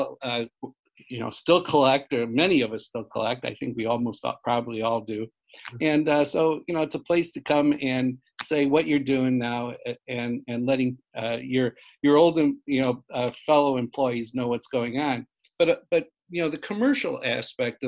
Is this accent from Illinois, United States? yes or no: yes; Joliet, Illinois, United States; I grew up in Joliet, Illinois, which is about 60 miles southwest of Chicago